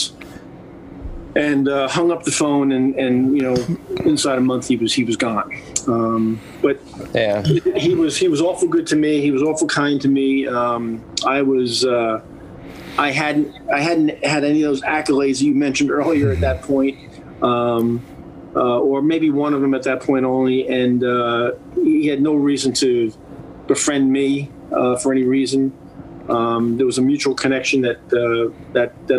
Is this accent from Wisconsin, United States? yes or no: no; New York, United States; As a New Yorker